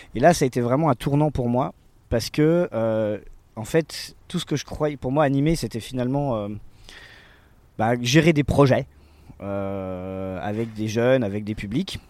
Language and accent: French; Besançon, Bourgogne-Franche-Comté, France; now in Saint-Denis-sur-Coise, France; je suis né à Besançon, j'ai 37 ans